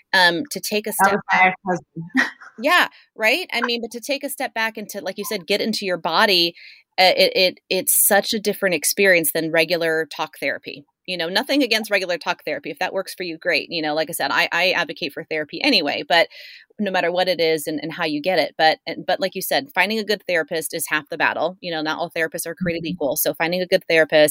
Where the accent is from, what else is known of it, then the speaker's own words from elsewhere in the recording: Encinitas, California, United States; we're both from Encinitas. We both grew up in North County, San Diego